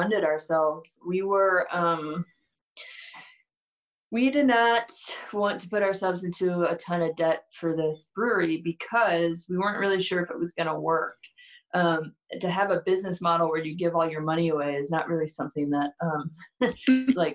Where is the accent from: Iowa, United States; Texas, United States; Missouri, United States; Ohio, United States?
Missouri, United States; St. Louis; moved away as an adult; now in Denver, United States; I'm from St. Louis